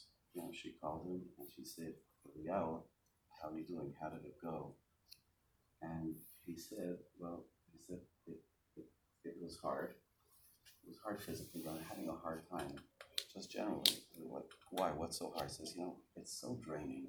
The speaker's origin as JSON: {"language": "English", "town": "Montreal", "region": "Quebec", "country": "Canada", "tie": "born or raised there", "moved": "as an adult", "lives_now": "Baltimore, United States", "said": "I grew up in Montreal, and in 1982, when I was finished with high school, I went to Baltimore"}